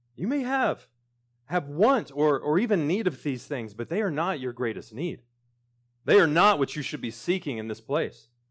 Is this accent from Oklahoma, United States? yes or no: yes; Sentinel, Oklahoma, United States; moved away; my hometown of Sentinel